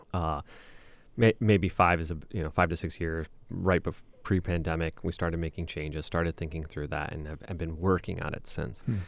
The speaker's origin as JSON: {"language": "English", "town": "Okemos", "region": "Michigan", "country": "United States", "also_born_or_lived": "West Lafayette, Indiana", "moved": "as an adult", "lives_now": "Ann Arbor, United States", "said": "I'm from the Lansing area"}